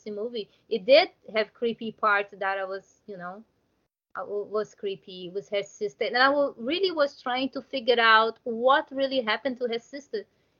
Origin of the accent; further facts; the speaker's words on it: Brazil; English is a second language; I'm from Brazil